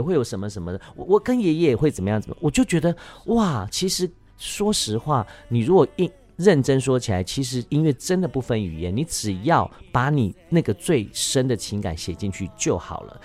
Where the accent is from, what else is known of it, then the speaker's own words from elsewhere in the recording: Taiwan; first language Hakka; Chinese is a second language; moved away as an adult; also born or lived in Taipei; 我在客家村长大